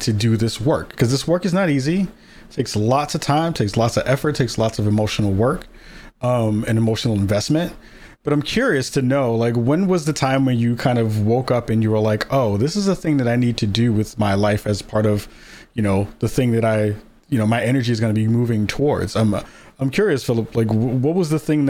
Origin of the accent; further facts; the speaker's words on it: New York City, New York, United States; I'm from New York. I'm from the Bronx